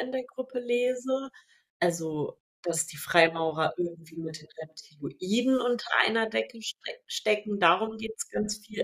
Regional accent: Sarstedt, Lower Saxony, Germany; da, wo ich aufgewachsen bin, gab es so einen Feldweg, also von Saarstedt nach Abergen

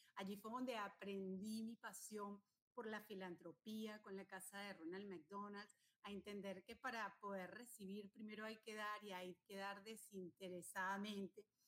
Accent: El Junquito, Capital District, Venezuela; moved away; soy una, una mujer venezolana, me crié en el Junquito

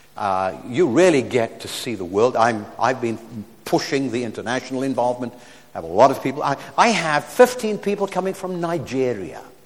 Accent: South Africa; We're from South Africa

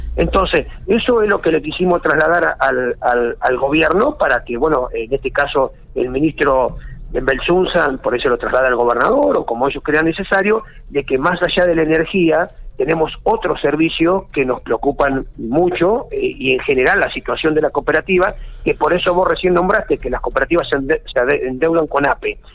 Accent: Argentina; especialmente como argentinos

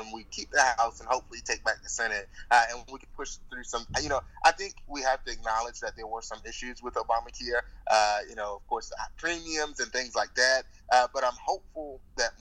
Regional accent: Alabama, United States; here in my home state

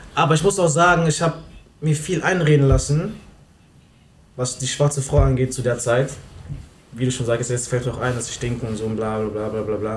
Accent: Berlin, Germany; da wo ich herkomme, im Wedding

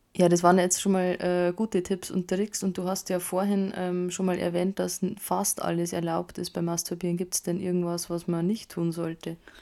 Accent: Bavaria, Germany; bei uns in Bayern

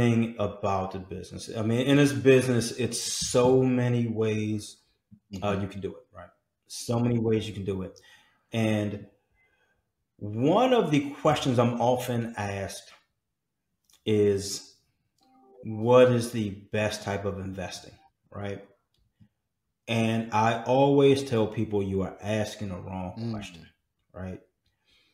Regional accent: Washington, District of Columbia, United States; came out of Washington, D.C., out of my hometown

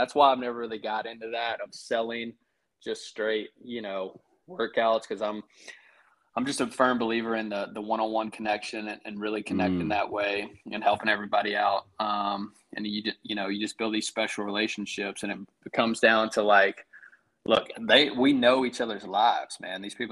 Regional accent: Greensboro, North Carolina, United States; now in Raleigh, United States; we're from Greensboro

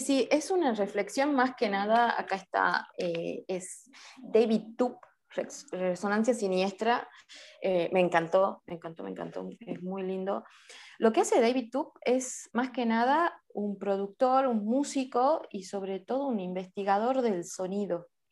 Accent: Salta, Argentina; soy de Salta, Argentina

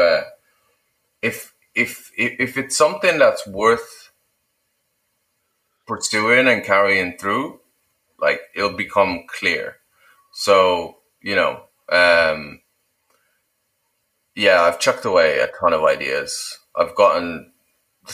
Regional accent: Lithuania; moved away; I'm from Lithuania, obviously.

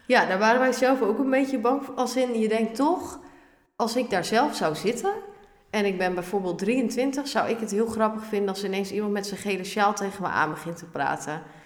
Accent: Ermelo, Gelderland, Netherlands; also born or lived in Harderwijk; Ik ben geboren in Harderwijk, maar ik kom uit Ermelo. Ja. En daar ben ik ook eigenlijk helemaal opgegroeid

